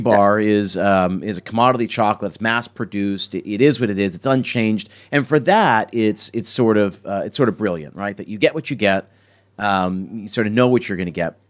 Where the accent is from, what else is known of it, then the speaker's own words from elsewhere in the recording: Philadelphia, Pennsylvania, United States; I grew up in Philadelphia, and in Philadelphia, we're famous for cheesesteaks